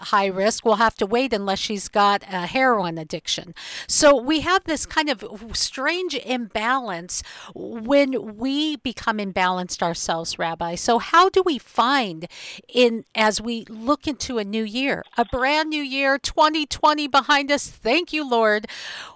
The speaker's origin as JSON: {"language": "English", "town": "Seattle", "region": "Washington", "country": "United States", "tie": "born or raised there", "said": "my hometown in Seattle"}